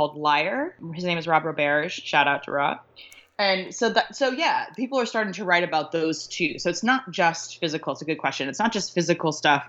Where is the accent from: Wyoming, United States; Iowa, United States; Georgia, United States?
Wyoming, United States; Laramie; I was raised in Wyoming, mostly in Laramie